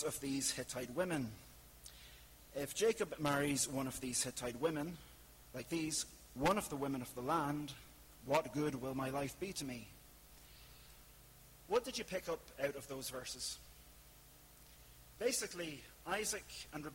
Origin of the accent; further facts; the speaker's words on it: Ireland; I'm from the Republic.